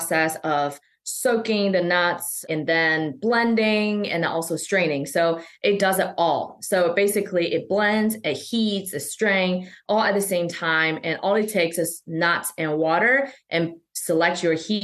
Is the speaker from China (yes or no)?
yes; China; moved away; I grew up in China.